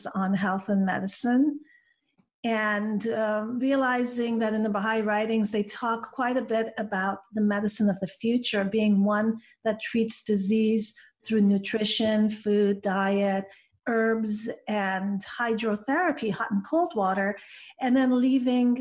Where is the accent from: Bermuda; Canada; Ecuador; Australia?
Canada; Vancouver, British Columbia; English is a second language; moved away as an adult; now in United States; my hometown in Vancouver, Canada